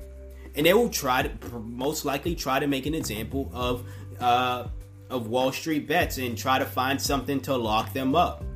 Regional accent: United States; I'm speaking from the American standpoint once again. A pro-black, broke-ass, black American

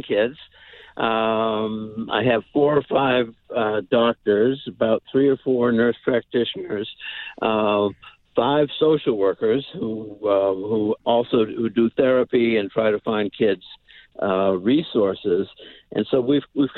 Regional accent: Barnstable, Massachusetts, United States; I grew up mostly on Cape Cod in Barnstable Village

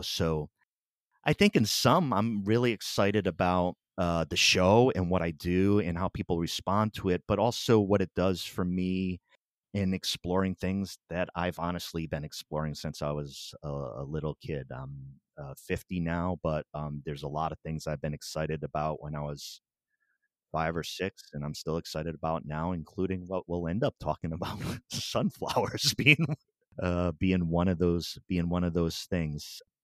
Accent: Pawtucket, Rhode Island, United States; I grew up in Pawtucket, Rhode Island

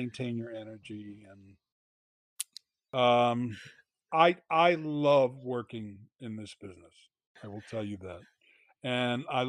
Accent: Rhode Island, United States; moved away as an adult; also born or lived in Pennsylvania; now in Los Angeles, United States; I was born and raised in Rhode Island

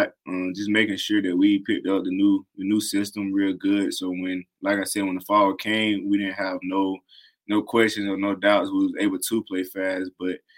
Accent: South Carolina, United States; born or raised there

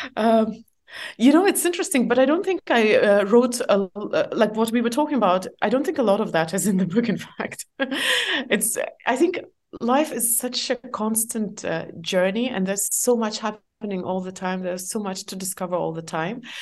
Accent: Estonia; English is a second language; moved away as an adult; also born or lived in Asia; I'm from Estonia.

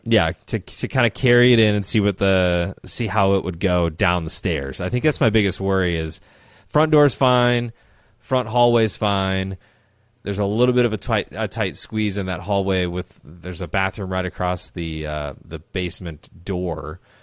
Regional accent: Midwest, United States; growing up in the Midwest, our lakes and ponds are okay, but we go to Minnesota every once in a while

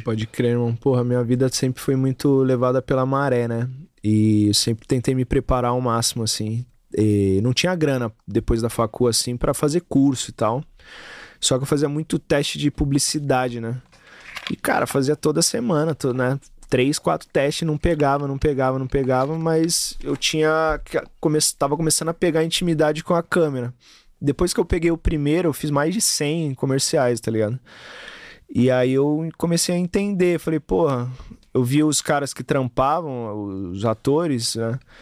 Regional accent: São Paulo, Brazil; eu sou da, de Taquera, eu tenho que ser corintiano

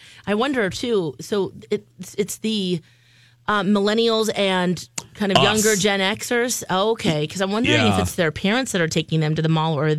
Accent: Shoreview, Minnesota, United States; I grew up in the Moundsview, Shoreview area.

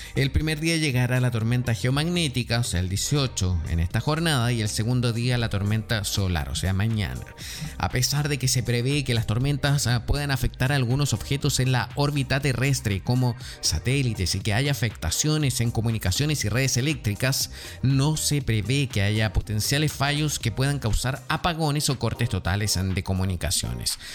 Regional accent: Chile; yo soy chileno

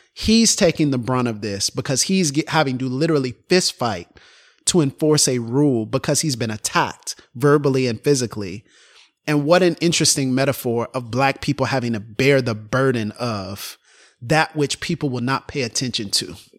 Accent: Florida, United States; moved away; I'm from Florida

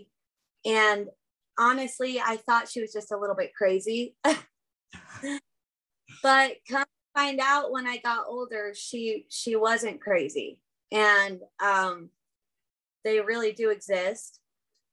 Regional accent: California, United States; now in Idaho, United States; I've lived in Idaho for almost the last 20 years. Before that, I grew up in California.

